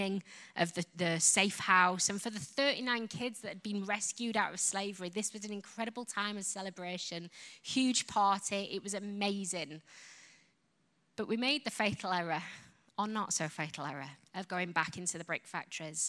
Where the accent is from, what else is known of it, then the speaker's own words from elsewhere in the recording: Yorkshire and the Humber, United Kingdom; accent: Yorkshire; now in England; I come from Yorkshire. Yorkshire is like Alabama kind of accent.